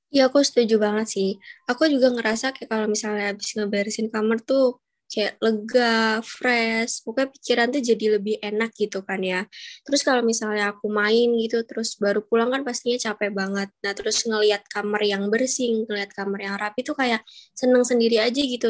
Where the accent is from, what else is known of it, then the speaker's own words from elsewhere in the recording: Cirebon, West Java, Indonesia; moved away as an adult; aku sih pulang ke kampung aku di Jawa Barat